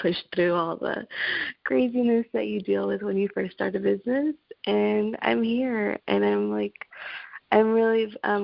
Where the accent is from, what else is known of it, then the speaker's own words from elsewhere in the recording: Los Angeles, California, United States; I am from Los Angeles, California